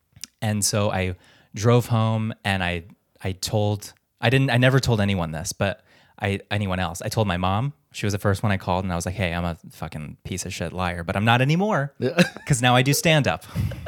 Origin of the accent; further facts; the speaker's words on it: Philippines; And I'm like, "I'm Filipino."